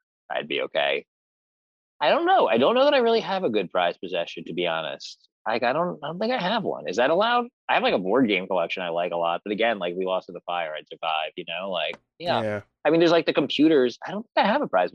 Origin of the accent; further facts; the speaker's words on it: Cranford, New Jersey, United States; I'm from Cranford